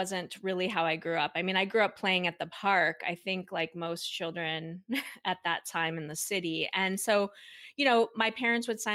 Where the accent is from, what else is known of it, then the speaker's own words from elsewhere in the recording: Minnesota, United States; I grew up in Minnesota, and I am one of two children